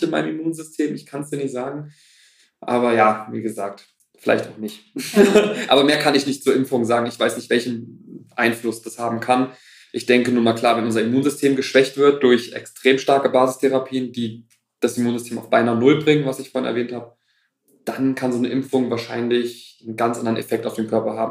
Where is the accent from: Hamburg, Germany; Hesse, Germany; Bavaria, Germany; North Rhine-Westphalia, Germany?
Hesse, Germany; Kassel; also born or lived in Wuppertal; bin zurück nach Kassel, meine Heimatstadt